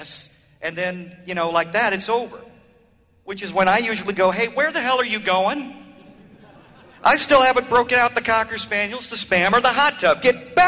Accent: Orlando, Florida, United States; I'm from Orlando, Florida

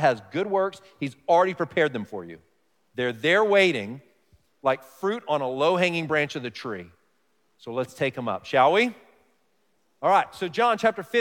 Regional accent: Dallas, Texas, United States; moved away; I grew up in Texas, I say y'all, I say fixin' to, these kinds of things, but maybe the most stereotypical thing, now, I grew up in a big city, Dallas, Fort Worth

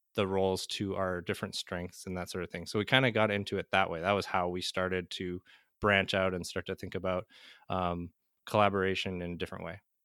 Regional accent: Manitoba, Canada; moved away; I'm, uh, Canadian originally, uh, born and raised in Manitoba, Canada

